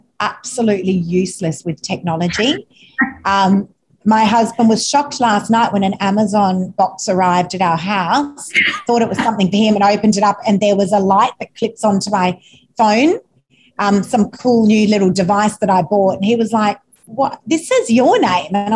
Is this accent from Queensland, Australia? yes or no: no; Sydney, New South Wales, Australia; I'm actually not from the Northern Beaches. I'm an eastern suburbs girl